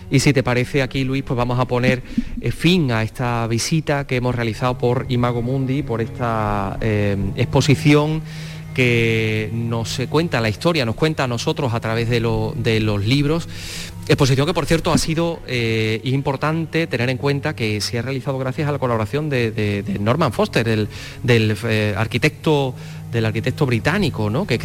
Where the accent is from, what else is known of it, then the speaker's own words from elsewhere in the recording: the same town as Manuel Andújar, Jaén province, Andalusia, Spain; Andújar, el escritor jiennense. Efectivamente, es de mi pueblo.